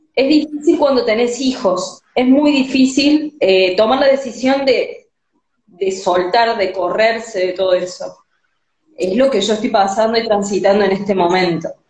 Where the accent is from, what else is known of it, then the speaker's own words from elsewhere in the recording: Córdoba, Argentina; Soy de Argentina, de Córdoba.